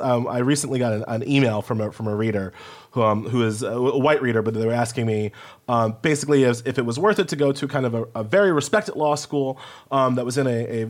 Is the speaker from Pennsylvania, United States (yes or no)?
no; Long Island, New York, United States; also born or lived in Indiana; I grew up with on New York and in Long Island